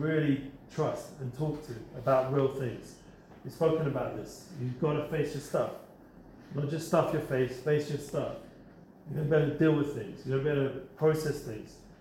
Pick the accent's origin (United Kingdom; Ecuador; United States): United Kingdom; England; now in Israel; I'm English, a biscuit means a cookie